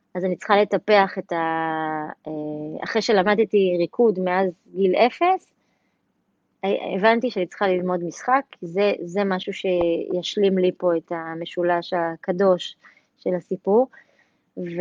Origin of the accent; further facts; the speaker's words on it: Tel Aviv, Tel Aviv District, Israel; בית ספר תל חי, בדרך הטייסים בתל אביב, מעפילי אגוז, שם גדלתי